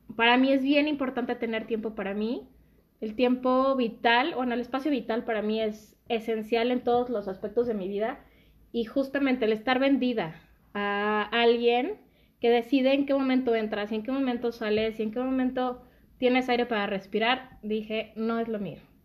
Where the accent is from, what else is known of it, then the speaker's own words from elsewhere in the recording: Naucalpan, State of Mexico, Mexico; also born or lived in Zapopan, Jalisco; llegué como a los cinco o seis años aquí a México